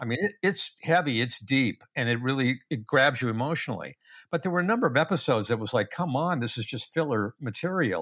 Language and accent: English; Los Angeles, California, United States; also born or lived in Westwood, Los Angeles; We moved from West L A, a very small house